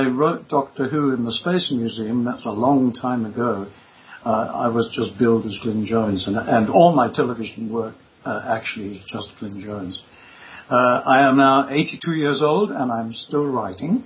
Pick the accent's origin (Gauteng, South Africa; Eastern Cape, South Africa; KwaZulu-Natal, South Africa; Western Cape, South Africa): KwaZulu-Natal, South Africa; Durban; accent: South African; moved away as an adult; also born or lived in London; growing up in Durban, there was just no theatre at all